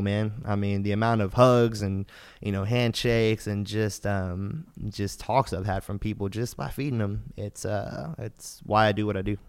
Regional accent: Houston, Texas, United States; I'm from Houston.

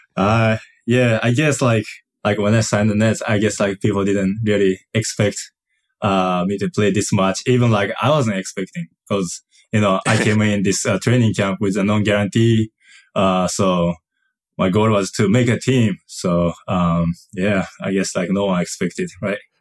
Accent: Kagawa, Japan; English is a second language; moved away; also born or lived in Yokohama, Japan; I moved to, uh, it's called the place Kagawa, uh, when I was two or three years old

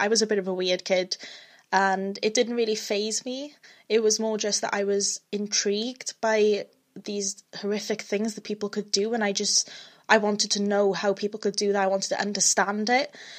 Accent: Wales, United Kingdom; I am Welsh

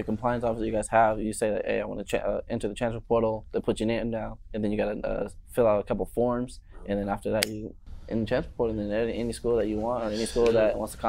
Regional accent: Maricopa, Arizona, United States; also born or lived in Chandler, Arizona; now in Tucson, United States; Born and raised, Chandler, Phoenix area. When I was about 7 years old, moved to a little town, Maricopa.

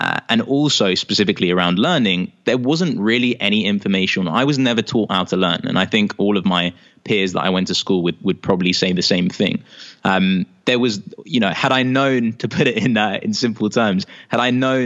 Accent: London, United Kingdom; accent: British; I grew up in London, here in the UK.

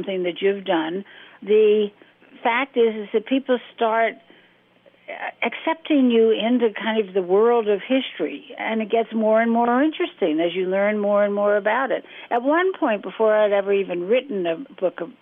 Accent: Washington, District of Columbia, United States; I was growing up in Washington, my father was in Congress, and this was the 1950s

